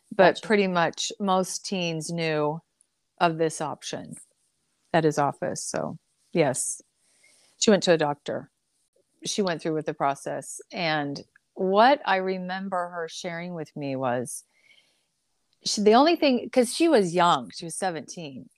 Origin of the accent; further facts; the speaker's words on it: the Northwest, Pacific Northwest, United States; also born or lived in California; I grew up in the Northwest.